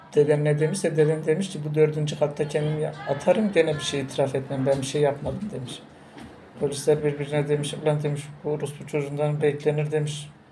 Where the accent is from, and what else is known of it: Tunceli Province, Turkey